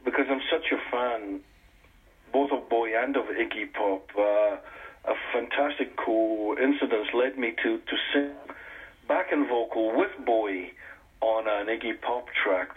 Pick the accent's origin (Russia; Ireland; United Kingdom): United Kingdom; Scotland; I'm a Scotsman